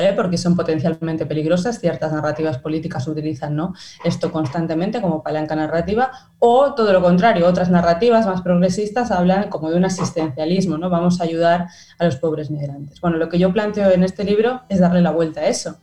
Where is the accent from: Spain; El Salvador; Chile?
Spain; moved away as an adult; also born or lived in France; now in Argentina; yo me fui de España eh, porque me tocó la gran crisis de 2008